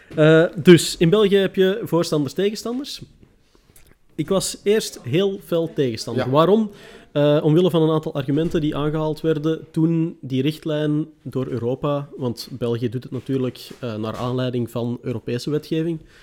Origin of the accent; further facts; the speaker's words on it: Netherlands; als Nederlander